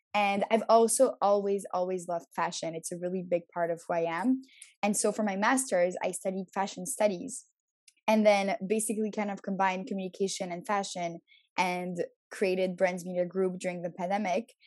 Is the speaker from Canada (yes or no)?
yes; Montreal, Quebec, Canada; also born or lived in Paris, France / Tel Aviv, Israel / New York, United States; I was born in Paris, grew up in Montreal, and then I studied abroad for six years.